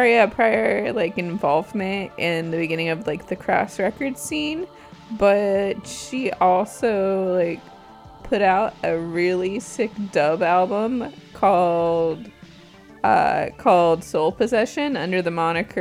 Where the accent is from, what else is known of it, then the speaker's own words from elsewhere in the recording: Southern California, United States; I'm from Southern California.